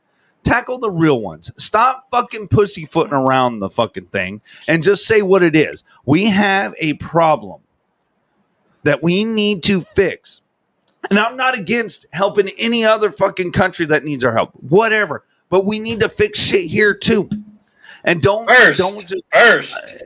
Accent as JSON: {"language": "English", "town": "Del Rio", "region": "Texas", "country": "United States", "tie": "born or raised there", "said": "I grew up on Del Rio, Texas. Look it up on the map. Fucking Mexico's right goddamn there."}